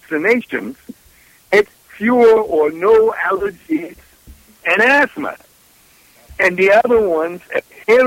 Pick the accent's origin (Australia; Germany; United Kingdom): Germany; I grew up in Germany during and after the Second World War